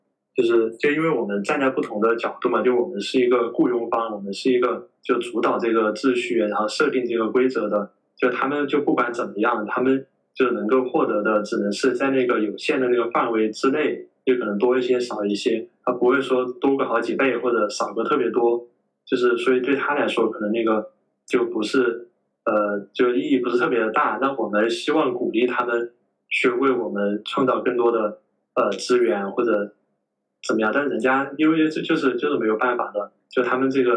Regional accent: China; 然后我我我觉得就可能在我们中国人的语境里面嘛，就觉得。

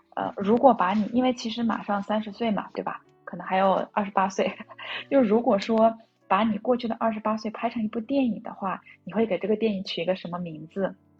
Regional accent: Shanxi, China; now in Shanghai, China; 我是山西人。然后我依然觉得自己还是在一个上海漂泊的人

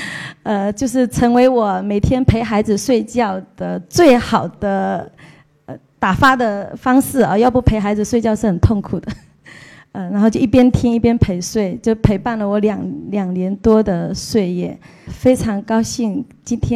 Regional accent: Fujian, China; 因为我也是福建人，算是半个老乡

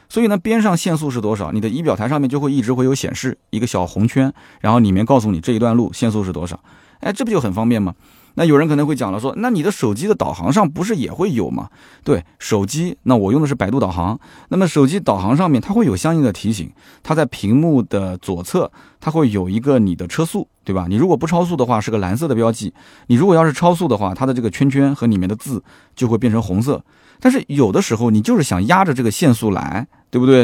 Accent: Nanjing, Jiangsu, China; 我们南京这边呢，还是讲究这个，这个小日子过着舒服就行了

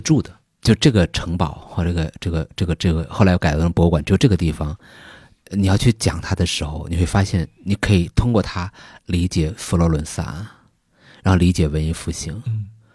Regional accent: Tianjin, China; 我是天津人

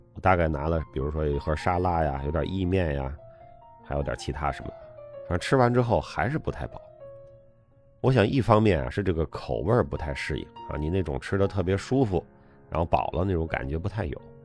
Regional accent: China; moved away as an adult; also born or lived in Beijing, China / United Kingdom; 我们中国人

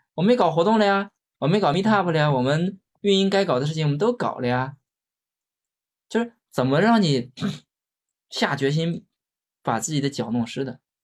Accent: China; 我们中国人很讲究面子

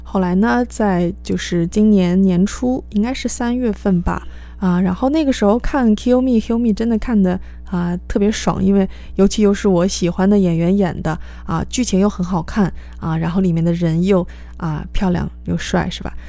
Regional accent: China; 我们中国人学，啊 任何一种外语，一个比较严重的语调问题

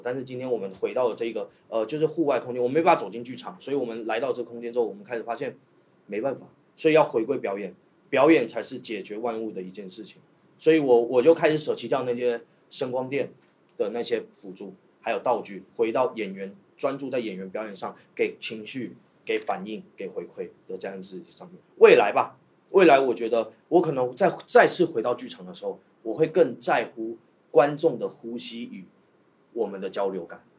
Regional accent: Taiwan; also born or lived in Shantou; now in Guangzhou, China; 我不是大陆人，我是个台湾人对。其实我在台湾学习的，呃，戏剧体系

